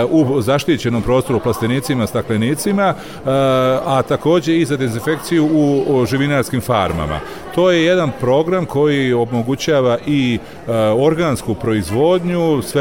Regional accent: Serbia

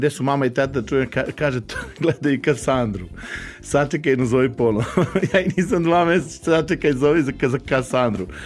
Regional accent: Novi Sad, Vojvodina, Serbia; also born or lived in Gajdobra; Moji su poreklom iz Hercegovine, što se još više ponosim, ja volim ovde, ja sam Lala, ja sam rođen u Novom Sadu

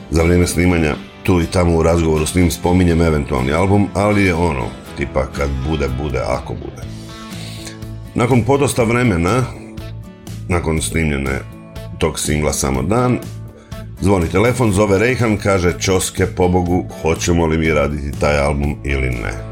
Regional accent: Slavonski Brod, Brod-Posavina County, Croatia; moved away as an adult; now in Zagreb, Croatia; Rođen sam u Slavonskom brodu, tamo sam uh, živio 25-26 godina.

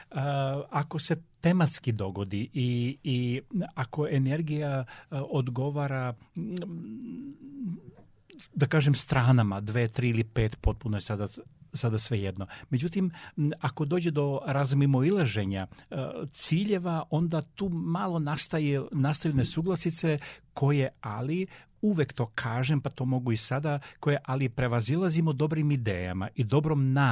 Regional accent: Serbia; Um, mi kao Srbi smo specifičan um, narod, moram to, moram to reći, ali u najpozitivnijem smislu e, i zbog temperamenta, zbog kreativnosti, zbog snalažljivosti.

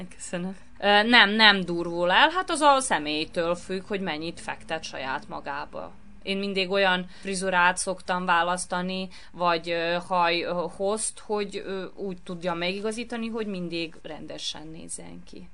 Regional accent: Novi Sad, Vojvodina, Serbia; én ebbe a műhelyben nőttem föl, ugyanis mi itt éltünk, mikor én megszülettem

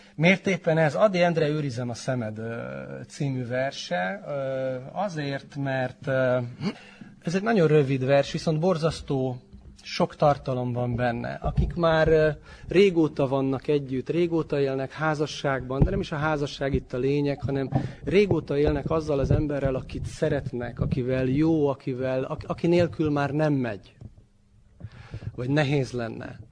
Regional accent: Subotica, Vojvodina, Serbia; also born or lived in Torda / Palić; három éves lehettem, azt hiszem, tehát 73-as születésű vagyok, és ha jól tudom, akkor 76-ban költöztek a szüleim Szabadkára

